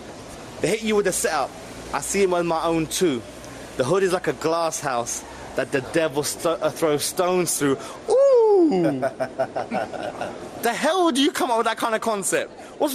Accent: London, United Kingdom; I'm from London.

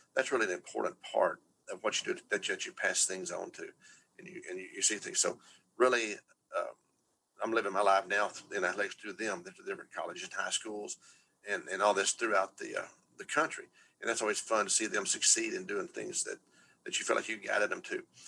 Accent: Texas, United States; I'm from Texas

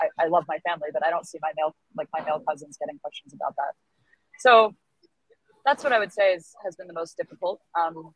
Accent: United States; I'm white and American

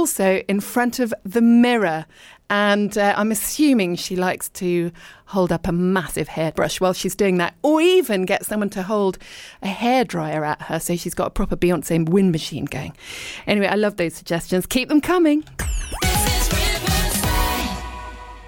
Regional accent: Richmond, London, United Kingdom; moved away as an adult; also born or lived in abroad; I was born in Richmond and I lived and worked in London

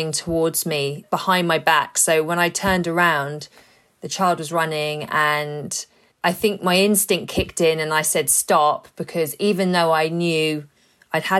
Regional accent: London, United Kingdom; growing up in London

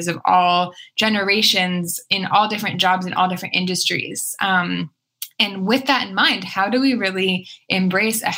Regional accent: East Coast, United States; moved away; also born or lived in Edinburgh, Scotland; I'm from the East Coast originally

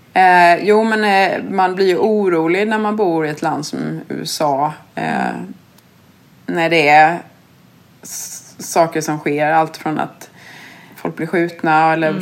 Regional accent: Sweden; moved away; som svensk

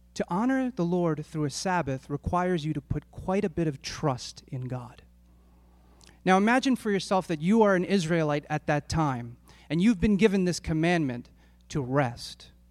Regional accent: Philadelphia, Pennsylvania, United States; my family and I, we grew up in Northeast Philadelphia

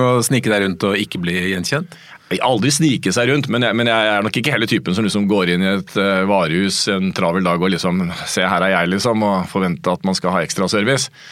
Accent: Hamar, Innlandet, Norway; moved away; Jeg spilte fotball da jeg var liten, jeg kom fra Hamar

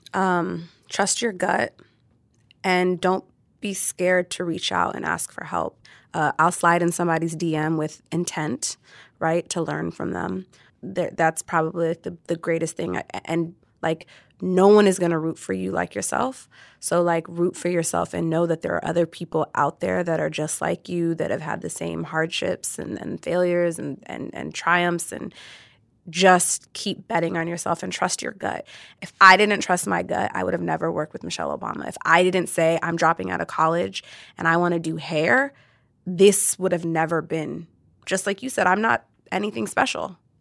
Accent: Orange County, California, United States; I grew up in Orange County.

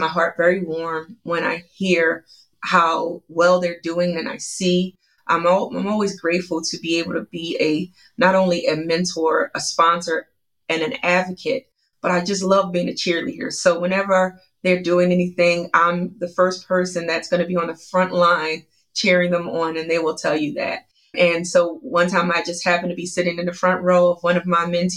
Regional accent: Philadelphia, Pennsylvania, United States; I was raised in Philadelphia, Pennsylvania, South Philadelphia to be exact.

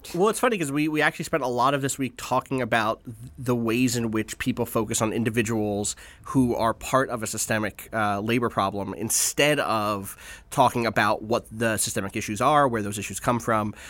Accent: Atlantic City, New Jersey, United States; I grew up in Atlantic City

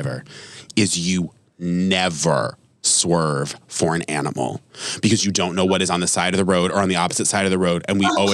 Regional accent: Vermont, United States; Vermont. I'm from Vermont

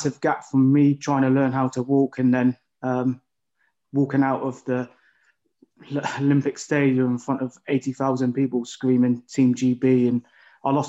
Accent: Bath, South West England, United Kingdom; I come from Bath

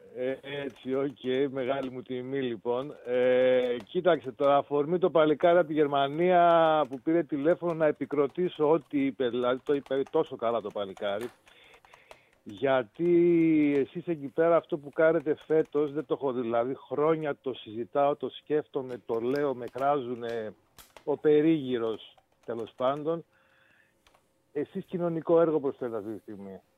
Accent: Thessaloniki, Central Macedonia, Greece; μεγαλώσαμε στη Θεσσαλονίκη όλοι

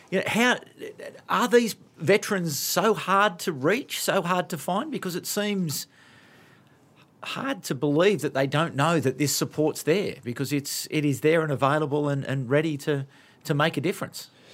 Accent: Sydney, New South Wales, Australia; I grew up in Sydney

